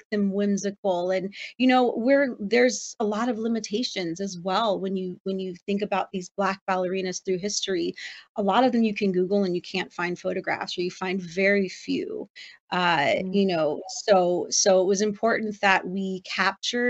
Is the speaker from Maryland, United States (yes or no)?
no; Los Angeles, California, United States; moved away; that's my hometown